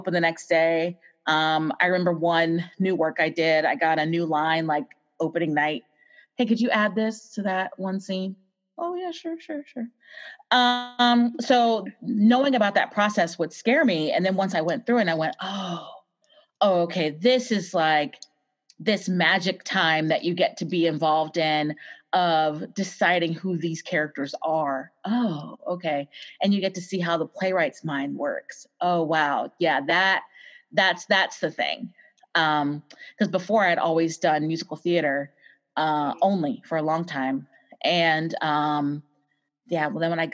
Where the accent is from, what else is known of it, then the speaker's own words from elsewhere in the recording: Waynesboro, Virginia, United States; now in Austin, United States; I grew up in Virginia in a small town called Waynesboro